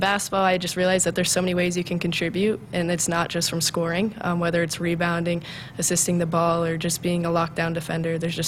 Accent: Humphrey, Nebraska, United States; I came from Humphrey, Nebraska, a small town, and growing up, I just thought I didn't have a lot of opportunities either

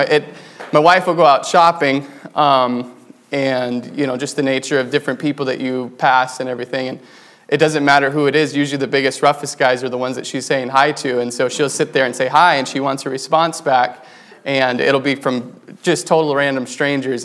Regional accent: New Mexico, United States; now in Wisconsin, United States; I grew up in New Mexico. My parents there worked with the Navajo Indians

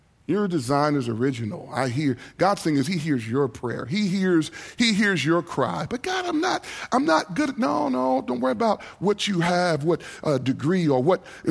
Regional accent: New York City, New York, United States; I grew up in New York City

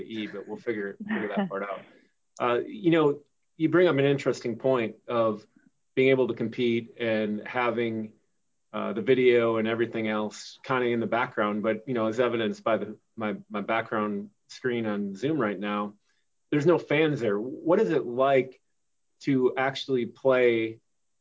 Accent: Wisconsin, United States; I grew up in Wisconsin

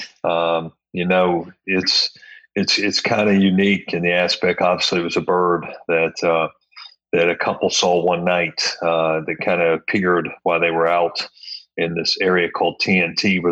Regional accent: Point Pleasant, West Virginia, United States; moved away as an adult; now in Florida, United States; had a great childhood and a great time there, and a lot of great memories there in that small town

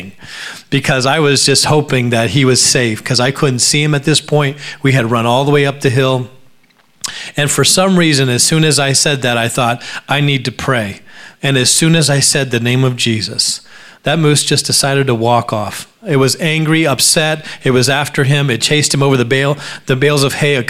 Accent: Alaska, United States; I grew up in Alaska

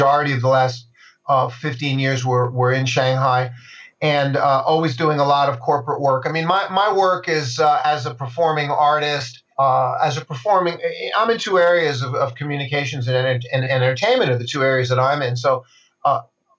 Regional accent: Yonkers, New York, United States; moved away as an adult; also born or lived in Newport Beach, California; now in China; I was born and raised in Yonkers, New York

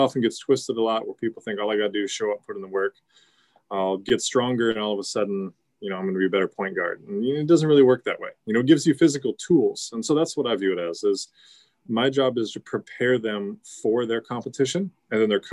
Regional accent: Silverdale, Washington, United States; also born or lived in Fife, Washington / Centralia, Washington; I grew up in Silverdale and was there until about high school. We moved to Fife

